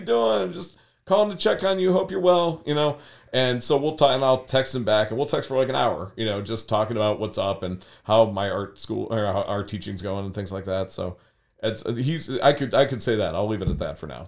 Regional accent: Berea, Ohio, United States; also born or lived in Fairview Park, Ohio; I was born in Fairview Park, which is super west side. And then I grew up in Berea

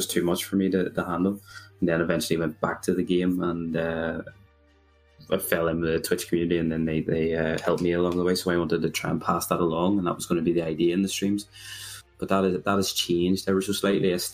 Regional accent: Belfast, Northern Ireland, United Kingdom; for anyone who has realized where my accent's from, I'm from a lovely place called Belfast

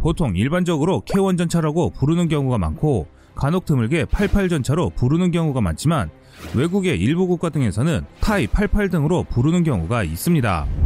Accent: South Korea

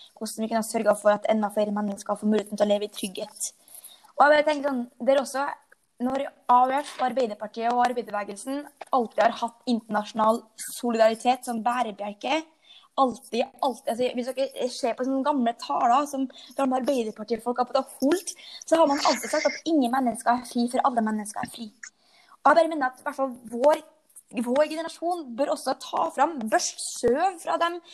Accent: Frei, Møre og Romsdal, Norway; moved away as an adult; also born or lived in Oslo; now in Lillestrøm, Norway; jeg kommer fra Frei, en liten øy på Nordmøre med 5000 innbyggere

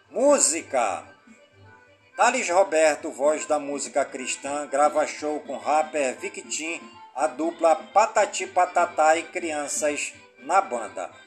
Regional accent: Careiro da Várzea, Amazonas, Brazil; em todas as comunidades do Careiro da Várzea, minha cidade natal

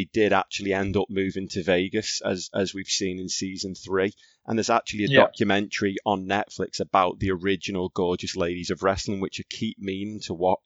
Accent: Skelmersdale, North West England, United Kingdom; I grew up in Skem

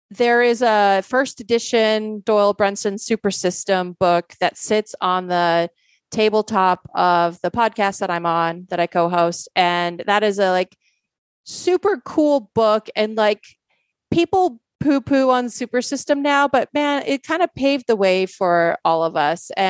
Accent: Poland; born there; some people don't know I was born in Poland

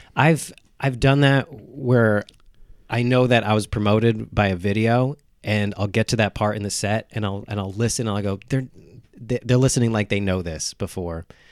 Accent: Slate Hill, New York, United States; also born or lived in South Carolina; I'm from up here

